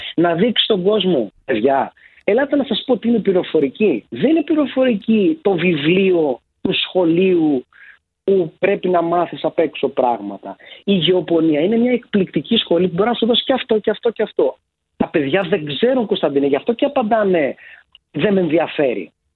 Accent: Larissa, Thessaly, Greece; moved away as an adult; now in Athens, Greece; Εγώ που γεννήθηκα και μεγάλωσα στη Λάρισα

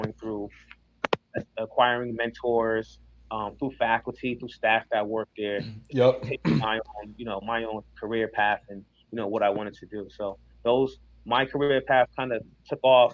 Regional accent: Hartford, Connecticut, United States; I grew up in Hartford

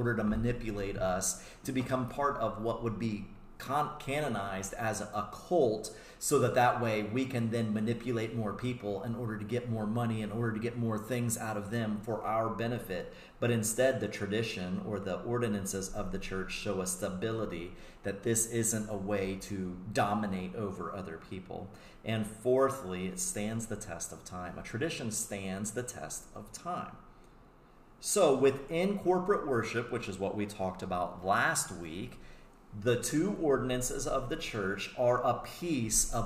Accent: United States; I'm an American

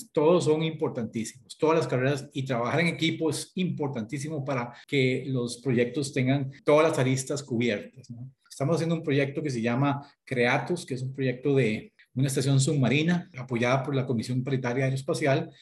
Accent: Escazú, San José, Costa Rica; moved away; yo nací en Costa Rica, toda mi infancia la pasé en la zona de Escazú

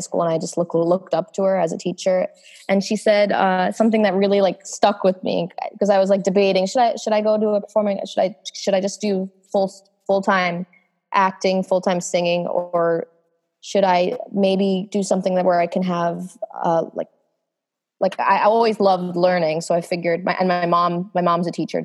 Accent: New York City, New York, United States; I'm from Sunnyside, Queens

